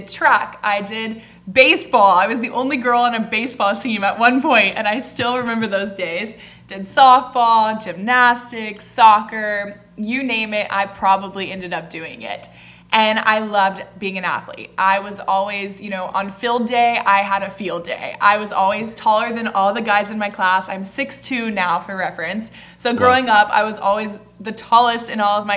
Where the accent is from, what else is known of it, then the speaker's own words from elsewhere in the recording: Atlanta, Georgia, United States; I was born and raised in Atlanta, Georgia